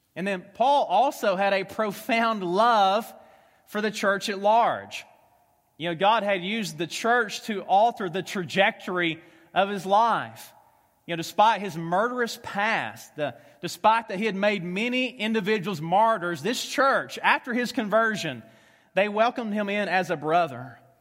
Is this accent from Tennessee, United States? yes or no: yes; Tennessee, United States; accent: Southern; moved away as an adult; also born or lived in Kentucky; now in Omaha, United States; I am from Tennessee, uh, spent the last ten years in Kentucky, so if you have a hard time understanding a Southern ax-, accent